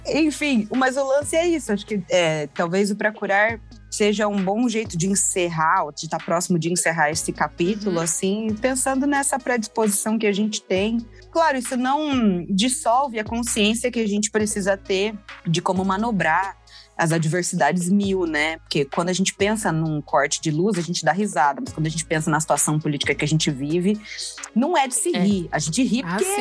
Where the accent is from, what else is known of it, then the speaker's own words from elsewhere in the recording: Londrina, Paraná, Brazil; A gente foi criado todo mundo em Londrina